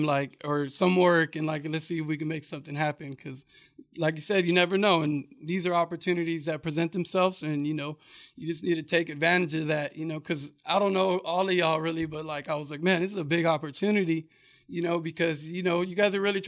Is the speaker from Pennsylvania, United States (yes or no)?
no; Riverside, California, United States; also born or lived in Moreno Valley, California; growing up in Riverside, you know, that's where I got like all of my flavor